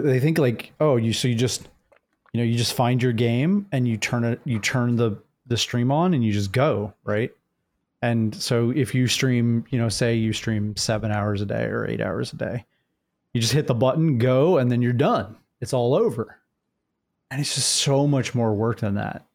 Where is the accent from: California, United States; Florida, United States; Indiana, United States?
Florida, United States; Jacksonville; I'm actually from Jacksonville, Florida